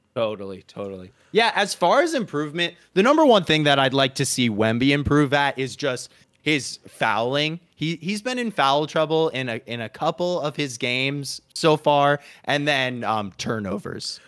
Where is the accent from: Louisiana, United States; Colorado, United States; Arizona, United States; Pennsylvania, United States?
Arizona, United States; now in Los Angeles, United States; my home state of Arizona